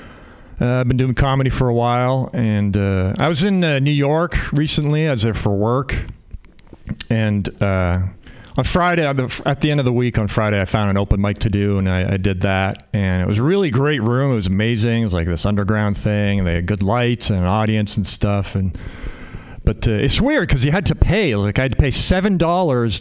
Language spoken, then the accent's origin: English; Canada; now in United States; I'm Canadian. I grew up in Canada